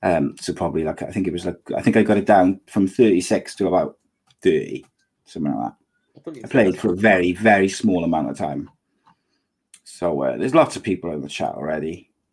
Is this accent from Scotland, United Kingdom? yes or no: yes; Aberdeen, Scotland, United Kingdom; accent: Aberdeen; I think I'd go Scottish because Kev loves my Aberdeen accent.